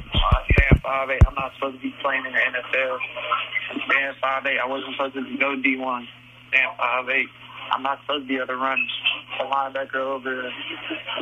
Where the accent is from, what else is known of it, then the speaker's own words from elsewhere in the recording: Oakland, California, United States; moved away; also born or lived in Oklahoma; I'm originally from Oakland